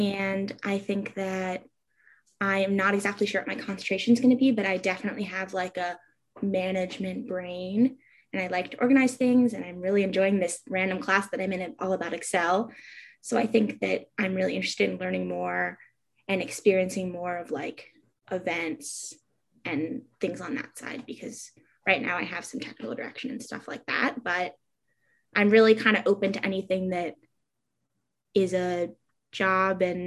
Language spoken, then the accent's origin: English; New York City, New York, United States; moved away as an adult; now in Ulster County, United States; I'm originally from New York City, and I lived there until a few months ago, and now I live in Ulster County